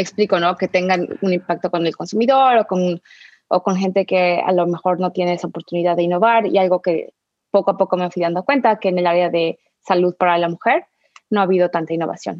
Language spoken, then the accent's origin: Spanish; Mexico City, Mexico; moved away; crecí en la Ciudad de México